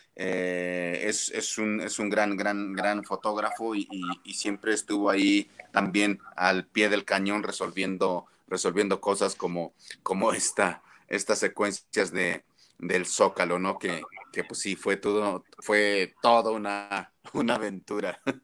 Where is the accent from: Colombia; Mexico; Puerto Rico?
Mexico; como mexicanos